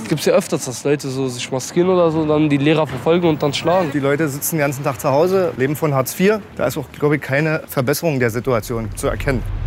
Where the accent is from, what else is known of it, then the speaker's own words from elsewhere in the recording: Berlin, Germany; ich bin halt in Berlin aufgewachsen, in, in Neukölln